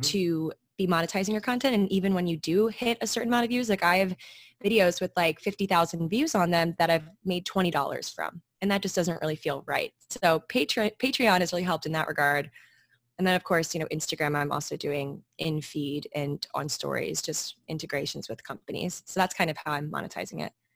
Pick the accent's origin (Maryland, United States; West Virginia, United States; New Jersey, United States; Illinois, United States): Maryland, United States; moved away as an adult; now in New York, United States; I grew up in Maryland.